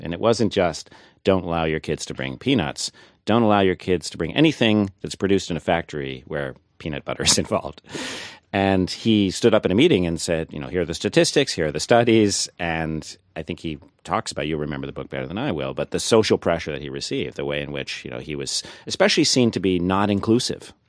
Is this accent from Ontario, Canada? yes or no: yes; Thunder Bay, Ontario, Canada; now in United States; I grew up in Thunder Bay, Ontario, so my Canadian creds are actually better than yours